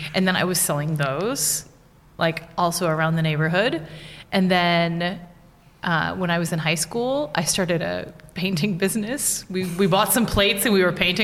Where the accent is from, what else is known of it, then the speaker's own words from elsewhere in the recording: United States; first language English; moved away as an adult; now in Wrocław, Poland; I'm from the States